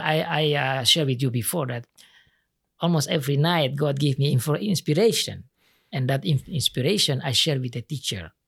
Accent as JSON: {"language": "English", "country": "Indonesia", "also_born_or_lived": "Sumba Island", "second_language": "English", "said": "in my country, we are only learn how to memorize"}